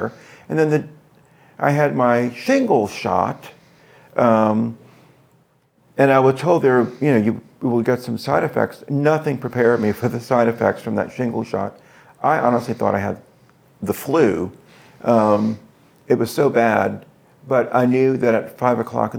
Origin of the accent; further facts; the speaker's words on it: the South, United States; I'm from the South